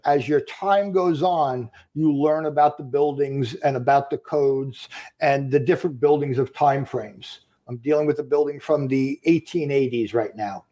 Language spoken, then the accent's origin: English; Long Island, New York, United States; Born and raised on Long Island.